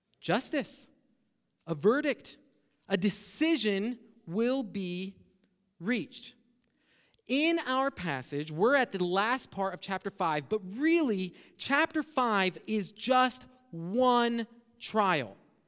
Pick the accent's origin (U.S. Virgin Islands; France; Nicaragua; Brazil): Brazil; English is a second language; now in United States; Now, when I came up from Brazil, some of the first times, and we didn't really have a TV in Brazil, but we had one here in the States